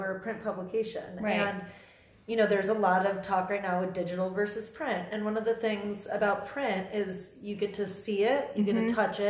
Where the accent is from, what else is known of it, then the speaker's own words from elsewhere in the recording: Nebraska, United States; I'm from Nebraska